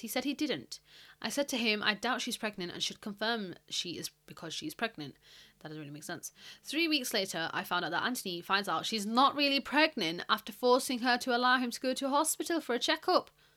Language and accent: English; United Kingdom; I am British, okay? I am not American.